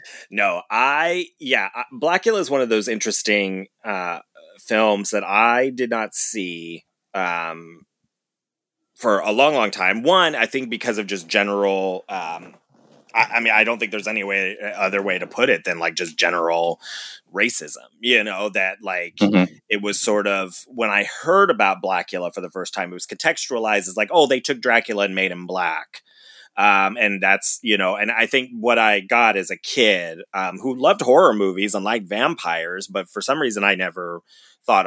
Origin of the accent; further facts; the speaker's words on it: Ohio, United States; I was raised in Ohio by people that were largely from, you know, Kentucky